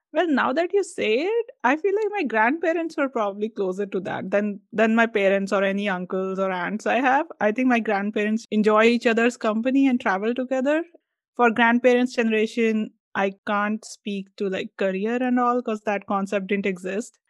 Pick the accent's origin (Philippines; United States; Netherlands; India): India; us being Indian